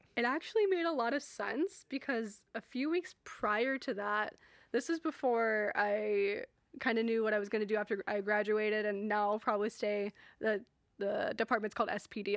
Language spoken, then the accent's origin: English; Portland, Oregon, United States; now in Hawaii, United States; I am from Portland, Portland, Oregon